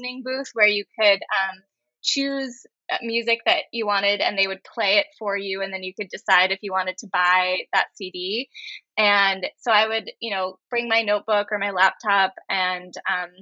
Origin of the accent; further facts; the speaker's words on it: Cambridge, Massachusetts, United States; I grew up in Cambridge